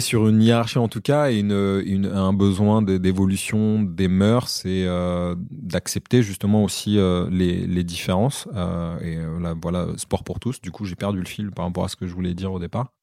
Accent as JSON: {"language": "French", "country": "Comoros", "said": "je suis originaire des Comores"}